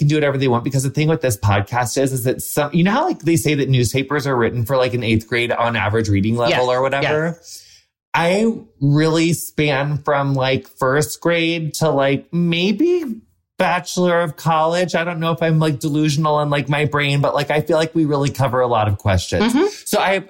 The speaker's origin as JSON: {"language": "English", "town": "Quincy", "country": "United States", "tie": "born or raised there", "said": "So in my hometown, there's like a lot of like oaks."}